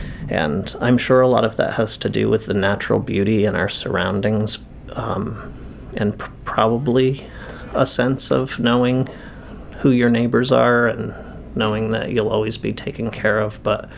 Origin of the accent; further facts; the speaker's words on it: Harpswell, Maine, United States; I'm from Harpswell. My grandparents are from Bailey Island. I grew up on Oars Island.